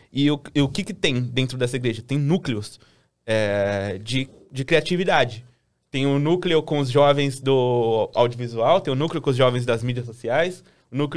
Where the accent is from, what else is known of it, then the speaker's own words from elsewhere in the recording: São Paulo, Brazil; also born or lived in São Carlos; Eu sou daqui de São Paulo. Daqui de São Paulo mesmo.